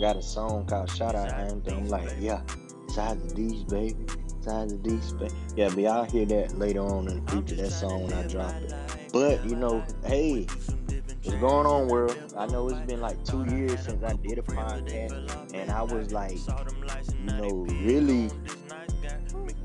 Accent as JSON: {"language": "English", "area": "Bennettsville", "region": "South Carolina", "country": "United States", "said": "I'm from Bennisfield, South Carolina, a small town down here in South Carolina"}